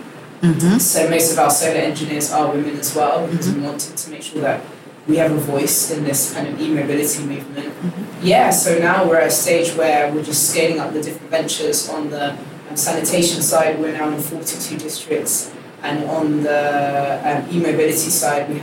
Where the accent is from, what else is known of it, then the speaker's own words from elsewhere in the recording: Hertfordshire, East of England, United Kingdom; accent: English; moved away as an adult; now in Ghana; I grew up in Hertfordshire in the UK.